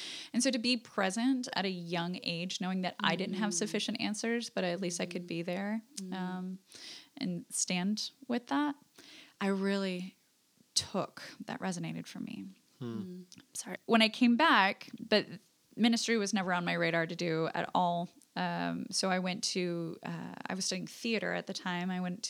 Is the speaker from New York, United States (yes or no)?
no; Alaska, United States; moved away; I was in Alaska. I'm from Alaska originally.